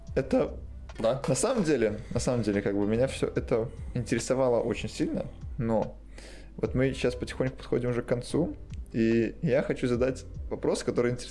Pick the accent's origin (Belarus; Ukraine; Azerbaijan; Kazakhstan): Belarus; now in Poland; я белорус и живу в Польше